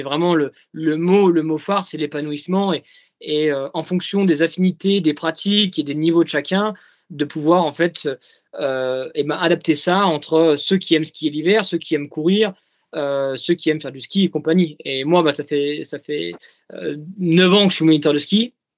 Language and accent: French; Jura, Bourgogne-Franche-Comté, France; now in Courchevel, France; je suis jurassien d'origine